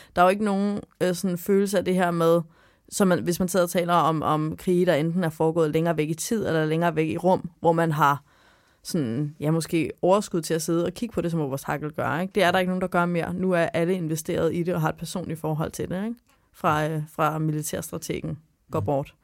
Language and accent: Danish; Sorø, Zealand, Denmark; i Sorø, hvor jeg er fra